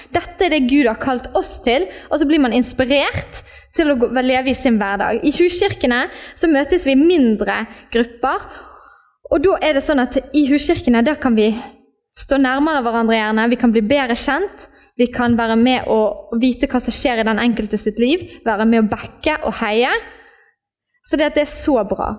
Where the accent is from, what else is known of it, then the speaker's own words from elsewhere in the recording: Norway; Vi ble født i Norge, og vi ble norske statsborgere